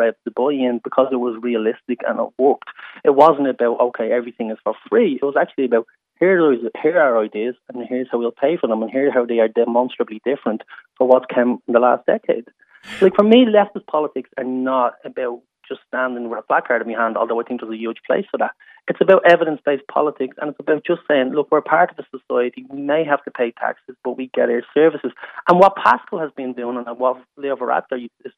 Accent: Dublin, Leinster, Ireland; I grew up in the North Inner City in a council house

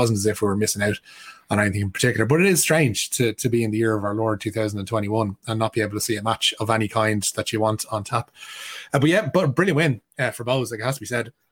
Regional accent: Ireland; We know to our to our cost as Irish football fans that Luxembourg football is on the up and has been a growing force.

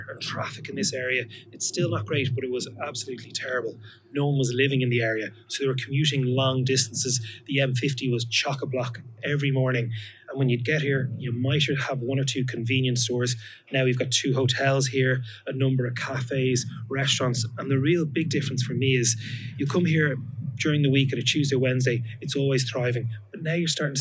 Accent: Dublin, Leinster, Ireland; I was born in Ballinteer, which is a couple of kilometres from here. Grew up in this area, went to school in the area

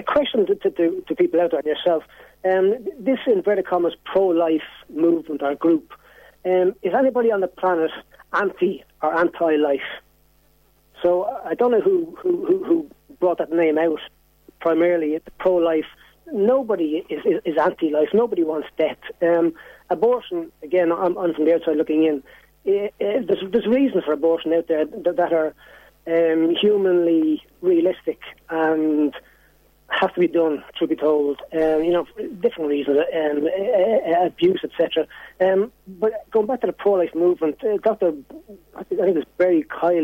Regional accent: Ireland; as an Irishman

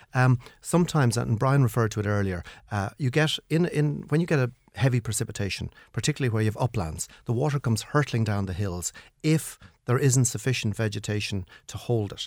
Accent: Kilkenny, Leinster, Ireland; my hometown is Kilkenny

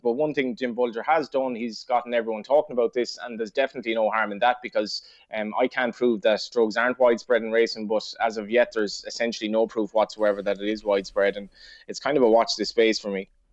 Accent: Ireland

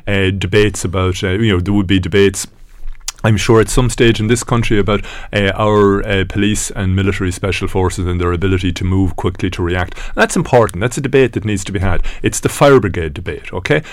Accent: Ireland; we are Irish

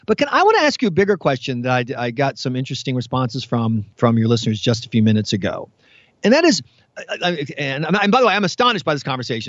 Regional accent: American South, United States; I'm allowed to say this as an American Southerner

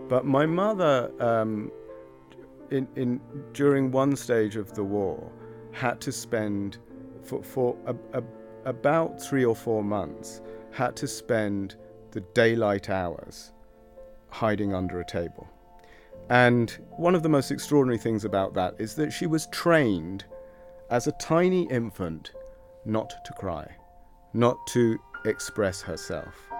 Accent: London, United Kingdom; now in Dublin, Ireland; I was born in London in 1968.

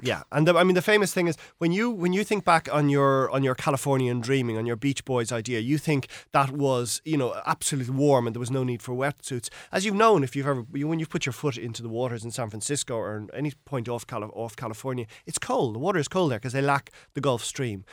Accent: Ireland; we as Irish people

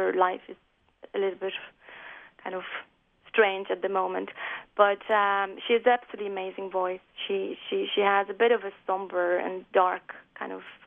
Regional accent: Poland; now in Ireland; when I'm in Ireland, I'm obviously Polish. Very, very Polish, and I feel Polish

